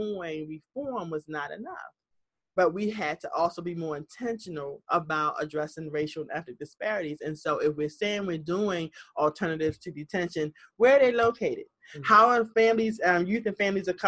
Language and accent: English; Baltimore, Maryland, United States; This Baltimore is my hometown. Born and raised.